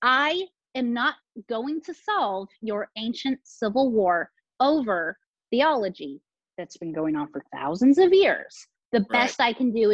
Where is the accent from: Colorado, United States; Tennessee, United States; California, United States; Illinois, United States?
California, United States; San Diego; also born or lived in Placer County, California; I grew up in San Diego with a military family